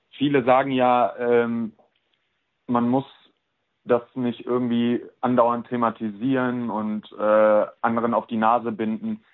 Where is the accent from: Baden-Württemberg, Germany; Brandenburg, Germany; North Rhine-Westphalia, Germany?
North Rhine-Westphalia, Germany; Cologne; moved away as an adult; also born or lived in Prignitz; ich bin äh, nach Köln gezogen, weil ich hier geboren und aufgewachsen bin